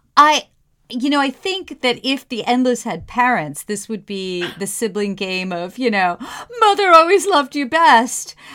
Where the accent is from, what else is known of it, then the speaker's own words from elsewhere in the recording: New York, United States; moved away; I'm from the Upper West Side of New York